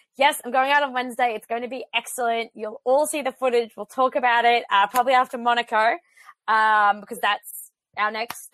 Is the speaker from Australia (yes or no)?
yes; Australia; moved away; I'm from a nation of immigrants